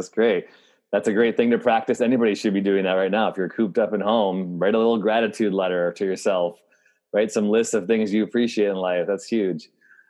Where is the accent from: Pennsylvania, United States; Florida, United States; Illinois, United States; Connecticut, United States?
Illinois, United States; moved away; I'm from Illinois, but it felt like I went to a high school that was like super in the boonies.